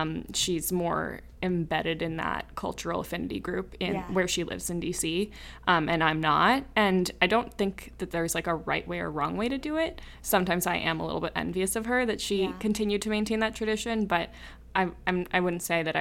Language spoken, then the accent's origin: English; Slovakia; is from the Czech Republic, but that's not actually where I'm from. I'm from the Slovakia side